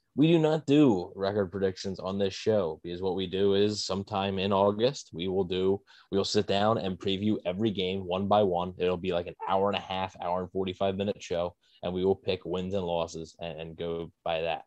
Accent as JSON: {"language": "English", "town": "Philadelphia", "region": "Pennsylvania", "country": "United States", "said": "I'm obviously the Philly Bucks fan, so I'm from Philly"}